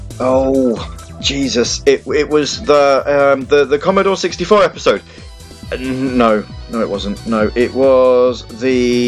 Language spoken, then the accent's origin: English; Dudley, West Midlands, United Kingdom; I'm from Dudley, and this is Radio Sega Live.